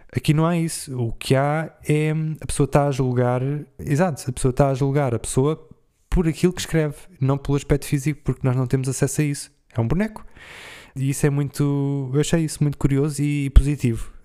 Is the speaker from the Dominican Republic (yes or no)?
no; Portugal; eu, como sou de Portugal